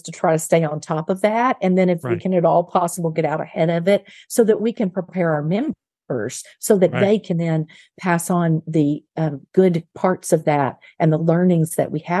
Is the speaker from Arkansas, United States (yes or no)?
yes; Little Rock, Arkansas, United States; moved away; I grew up in Little Rock, Arkansas, and while I did not grow up in a wealthy family